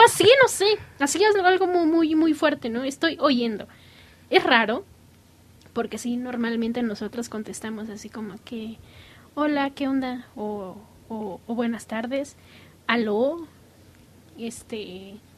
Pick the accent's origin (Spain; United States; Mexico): United States; yo soy americana